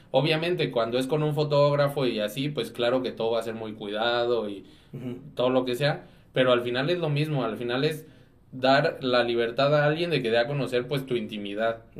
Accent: Dolores Hidalgo, Guanajuato, Mexico; soy de Dolores

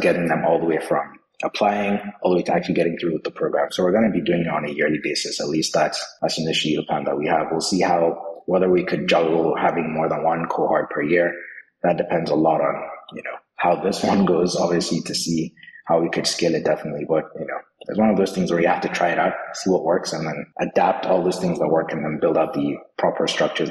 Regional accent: Nigeria; I'm Nigerian as well

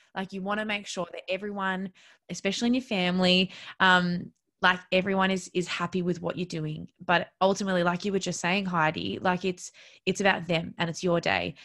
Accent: Melbourne, Victoria, Australia; I'm originally from Melbourne

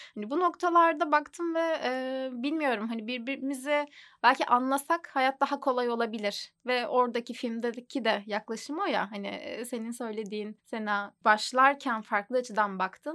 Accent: Adana, Turkey; moved away; Aslen Adanalıyım. Ailem orada

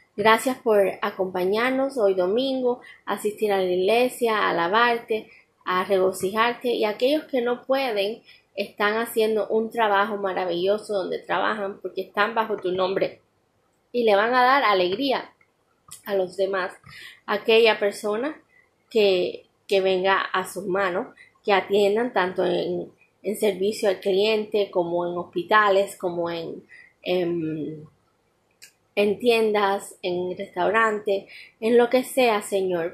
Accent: Cuba; en mi país Cuba

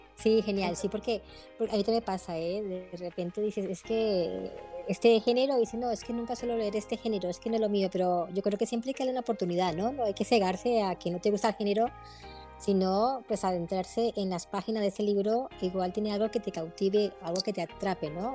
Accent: Colombia; moved away as an adult; now in Spain; vivo en España, nací en Colombia, pero vivo hace 20 años que vivo aquí en España

